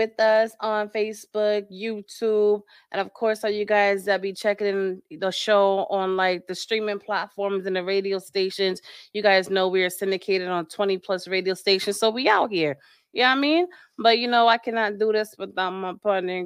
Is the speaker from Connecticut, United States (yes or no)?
yes; Connecticut, United States; now in Florida, United States; I'm originally from Connecticut